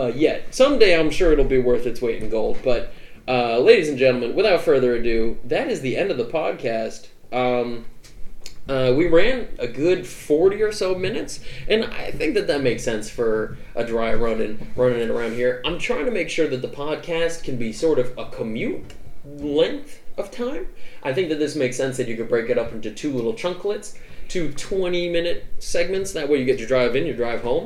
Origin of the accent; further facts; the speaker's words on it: New England, United States; I'm also from New England